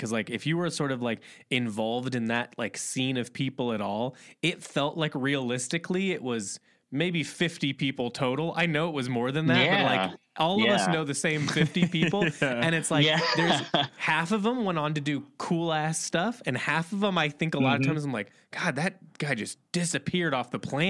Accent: Midwest, United States; we talk about we're from the Midwest, and I always kind of felt like fashion was this like uphill battle.

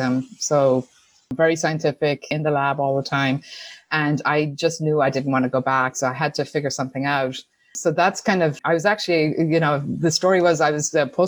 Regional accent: Tuam, Connacht, Ireland; accent: Irish; moved away as an adult; now in United States; I grew up in Ireland in a small town called Tuam in County Galway.

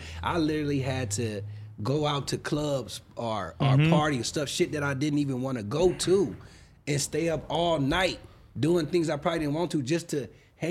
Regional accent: Altadena, California, United States; also born or lived in Pasadena, California; I grew up in Altadena.

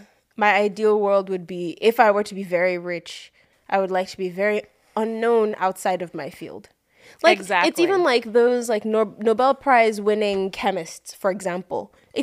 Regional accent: Nigeria; I'm Nigerian, it's in my blood to insult people.

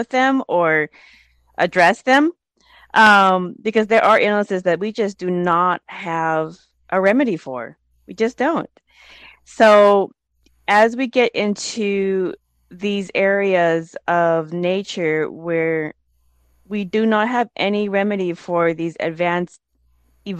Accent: Laos; I'm from the Hmong tribe of Laos

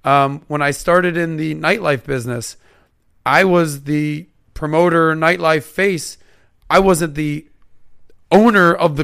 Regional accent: Miami, Florida, United States; The running joke with all my buddies, like if you ask anyone that I grew up in Miami or whatever my age group, they'll be like … is the best Jewish athlete in South Florida.

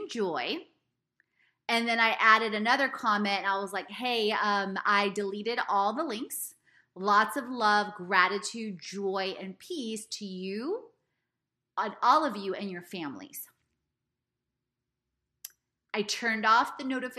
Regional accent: Houston, Texas, United States; I grew up in Ailey, for those of you that didn't know, in Houston, Texas

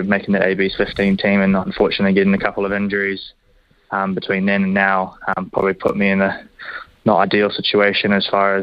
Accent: Hamilton, Waikato, New Zealand; growing up, born here, and especially being at the Chiefs now

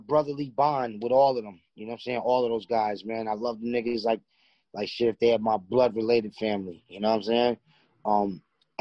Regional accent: New York City, New York, United States; I'm from Far Rockaway, Queens.

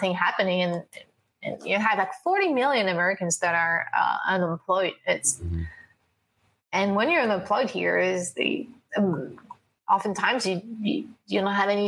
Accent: France; I'm from France

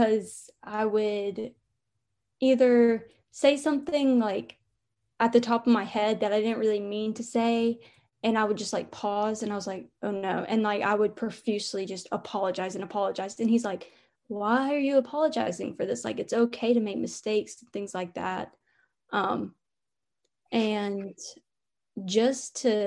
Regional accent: North Carolina, United States; moved away as an adult; now in Alabama, United States; I'm from North Carolina and I go to school in Alabama.

